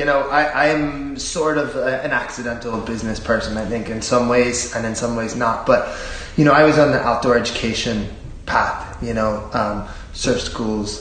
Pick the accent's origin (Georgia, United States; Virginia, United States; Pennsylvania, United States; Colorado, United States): Pennsylvania, United States; Philadelphia; moved away as an adult; also born or lived in Cavan; now in Bundoran, Ireland; I come from an Irish-American family. I'm from Philadelphia